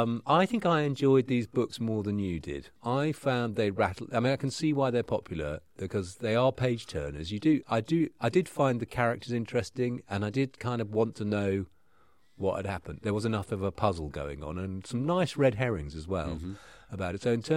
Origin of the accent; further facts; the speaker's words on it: Norfolk, East of England, United Kingdom; I'm from Norfolk